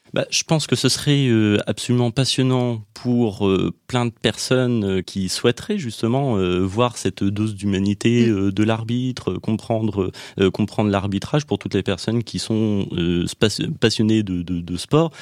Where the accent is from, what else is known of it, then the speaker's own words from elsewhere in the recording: Nièvre, Bourgogne-Franche-Comté, France; moved away as an adult; also born or lived in Nantes; je suis né dans la Nièvre, au milieu de, la France, où, où j'ai grandi jusqu'à 18 ans